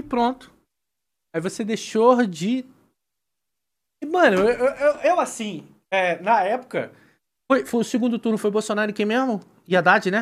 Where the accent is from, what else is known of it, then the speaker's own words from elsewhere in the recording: Brazil; sendo brasileiro